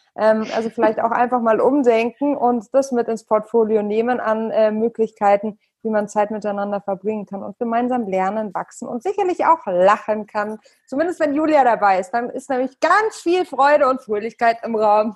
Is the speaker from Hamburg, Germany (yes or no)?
yes; Hamburg, Germany; moved away; meine alte Heimat zurück nach Hamburg